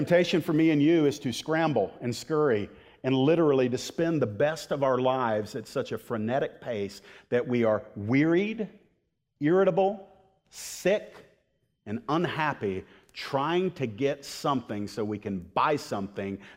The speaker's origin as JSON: {"language": "English", "country": "United States"}